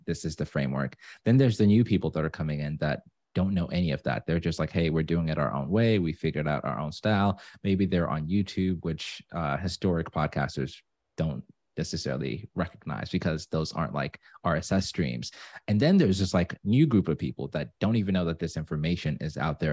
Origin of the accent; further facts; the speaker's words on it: Zimbabwe; now in Atlanta, United States; I'm from Zimbabwe, but I live in Atlanta.